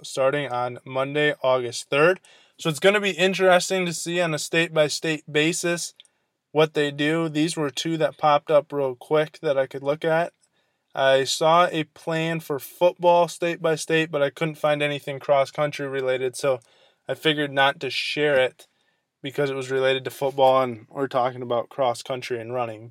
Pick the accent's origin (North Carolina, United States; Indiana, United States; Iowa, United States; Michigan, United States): Michigan, United States; the sports reporter here in my hometown